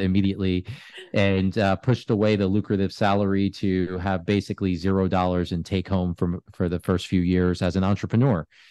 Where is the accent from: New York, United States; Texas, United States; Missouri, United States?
New York, United States; I grew up in New York